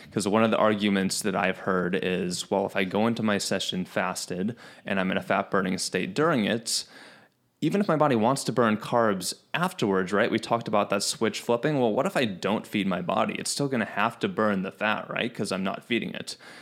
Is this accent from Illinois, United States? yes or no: yes; Chicago, Illinois, United States; I grew up in Chicago